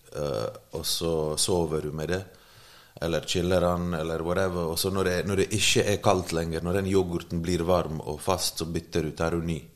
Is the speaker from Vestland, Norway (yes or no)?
yes; Bergen, Vestland, Norway; also born or lived in Bosnia and Herzegovina; now in Oslo, Norway; jeg har vokst opp i Bergen